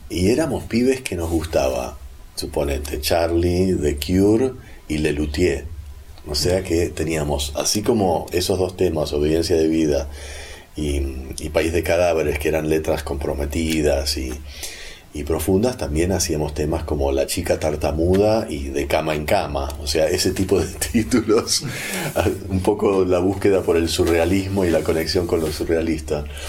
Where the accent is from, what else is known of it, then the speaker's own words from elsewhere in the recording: Buenos Aires, Argentina; also born or lived in California; el porteño, así como el neoyorquino, creo que las grandes urbes en general, tenemos gente que maneja mucha data y a la vez somos prejuiciosos